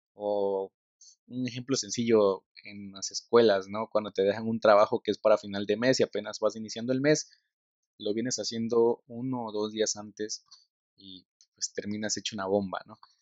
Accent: Tabasco, Mexico; la cultura del tabasqueño, soy tabasqueño

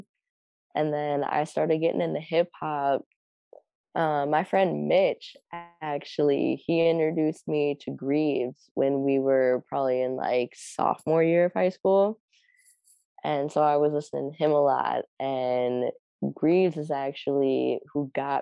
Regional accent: Akron, Ohio, United States; moved away as an adult; also born or lived in Minnesota; now in Minneapolis, United States; So I'm from Akron.

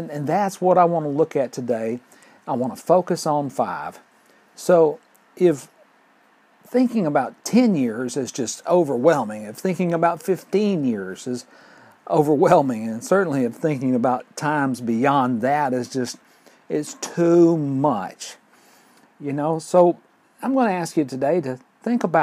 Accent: Fort Payne, Alabama, United States; my hometown of Fort Payne

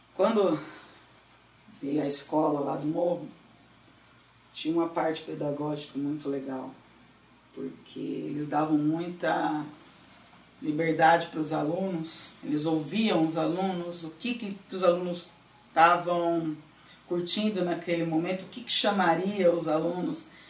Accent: Paulínia, São Paulo, Brazil; also born or lived in Campinas; Sou daqui de Paulina, só não nasci porque Paulina não tinha hospital em 1980.

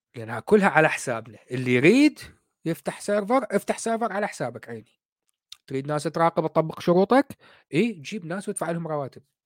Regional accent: Iraq; moved away as an adult; now in United Kingdom; انا طالع من العراق صار لي قريب ال 20 سنه

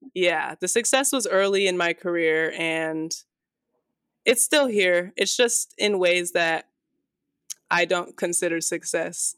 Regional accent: Las Vegas, Nevada, United States; This is my home, and I will, like, probably always have roots here in Vegas, but there's just something about growing up in Vegas

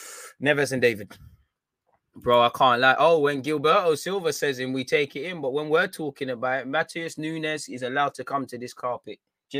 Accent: South Africa; As a South African, I would have loved to have been at the Emirates at least once.

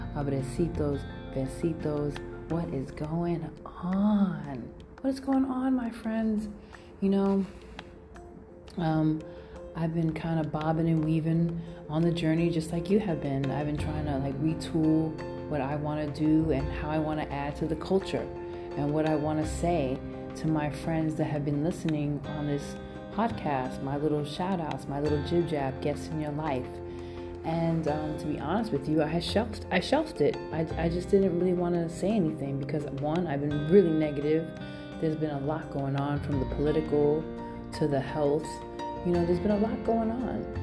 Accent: New York City, New York, United States; now in San Francisco, United States; I am Brooklyn all day, and I'm coming in from the Bay.

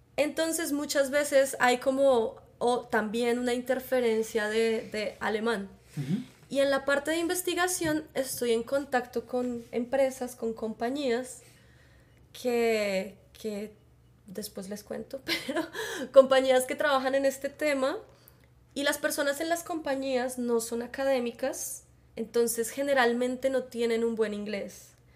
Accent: Bogotá, Colombia; accent: Bogotá; moved away as an adult; now in Netherlands; yo soy de Colombia, por eso mi acento es un poco diferente. En Colombia tenemos muchos acentos, entonces, bueno, mi acento es de Bogotá

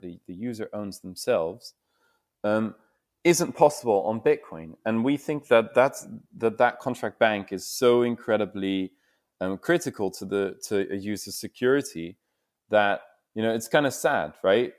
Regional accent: Netherlands; I'm, I'm from the Netherlands myself

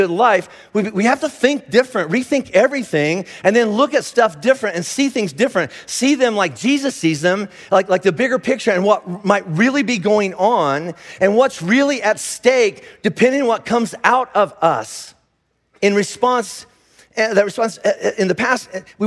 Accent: United States; I'm an American

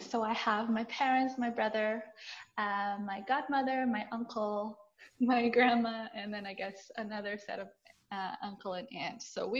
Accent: Brazil; first language Portuguese; English is a second language; now in Calgary, Canada; so we come from Brazil. And that's where I was born, where my parents were born, where my brother was born. And so my first language is Portuguese

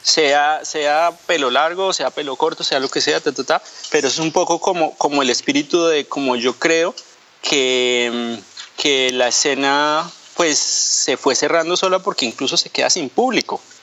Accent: Colombia; moved away as an adult; also born or lived in Angola; now in France; salí de Colombia, estuvimos viviendo casi ocho años, no ocho años, siete años en África, ahora estamos viviendo en, en, Francia

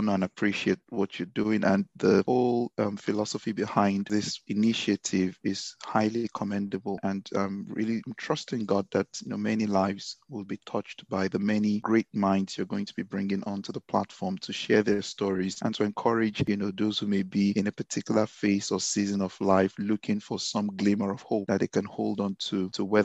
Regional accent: Ibadan, Oyo, Nigeria; accent: Ibadan; moved away as an adult; also born or lived in Lagos, Nigeria / England; now in United Kingdom; I was born in Ibadan, born and raised in Ibadan. Spent the first 18 years of my life in Ibadan.

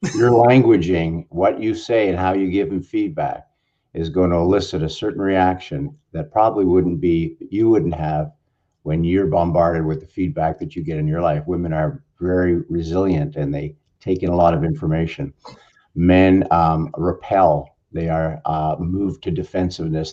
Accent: Canada; now in Southern California, United States; I'm a Canadian. I'm in Southern California

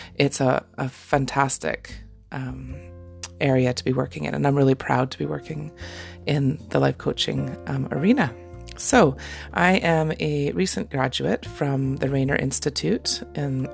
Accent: Canada; now in Scotland, United Kingdom; I am a Canadian mama living in Scotland

